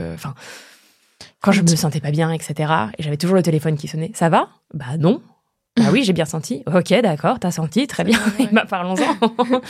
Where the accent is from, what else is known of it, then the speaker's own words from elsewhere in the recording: eastern France, France; moved away as an adult; je viens de ma petite contrée de l'Est que j'avais jamais quittée avant.